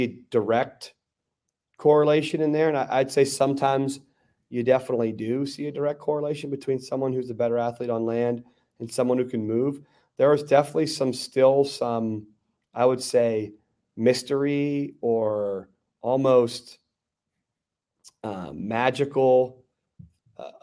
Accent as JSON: {"language": "English", "town": "Garden City", "country": "United States", "tie": "born or raised there", "said": "in the community that I grew up in, outside of Monrovia, a place called Garden City"}